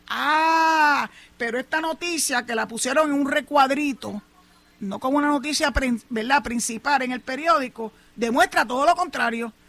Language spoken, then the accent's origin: Spanish; Puerto Rico; also born or lived in Maryland